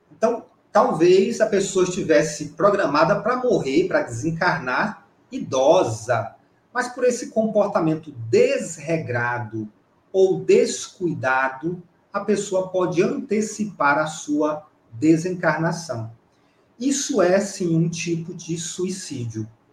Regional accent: Campo Maior, Piauí, Brazil; moved away; é como a gente fala lá em Campo Maior, na minha terra

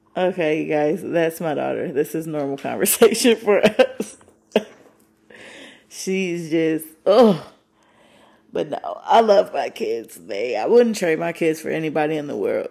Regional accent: Michigan, United States; moved away; I'm from Michigan

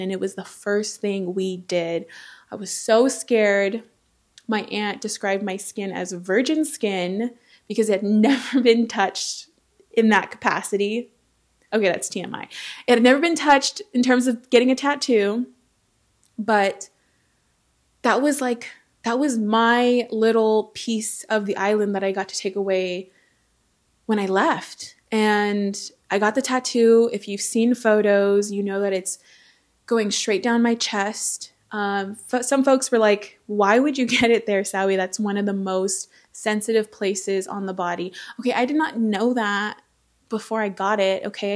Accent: Southern California, United States; also born or lived in American Samoa; He and I grew up in Southern California together, same household, same family

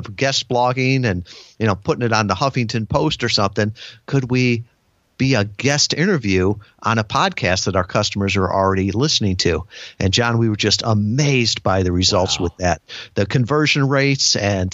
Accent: Midwest, United States; now in Kalamazoo, United States; growing up in the Midwest, you know, my world was small

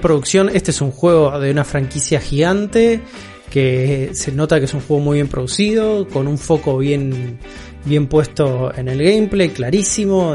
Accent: Argentina; nuestra realidad como sudamericanos y como argentinos

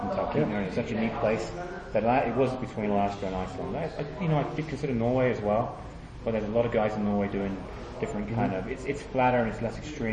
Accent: England, United Kingdom; moved away; having grown up in England

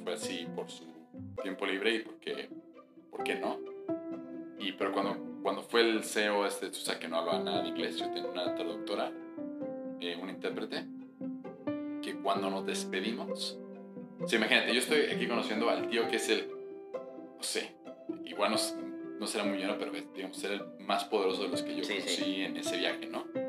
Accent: Mexico; cuando yo crecí en México

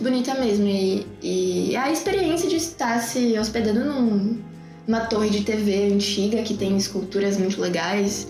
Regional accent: Brazil; nós somos brasileiros

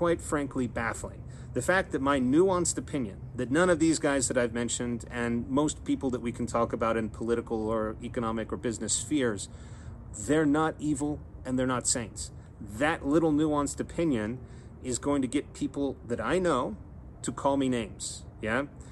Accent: Texas, United States; moved away; I'm a Texan abroad

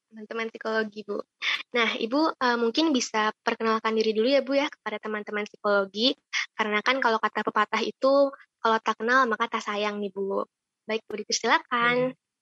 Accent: Bandung, West Java, Indonesia; asalku dari Bandung

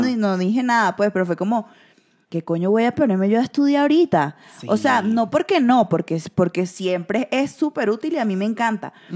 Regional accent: Venezuela; moved away; uno se siente bien siendo venezolano

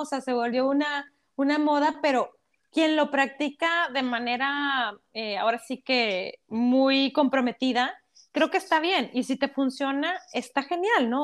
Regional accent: Mexico; como mexicanos, yo creo que como vivimos en una cultura de telenovelas

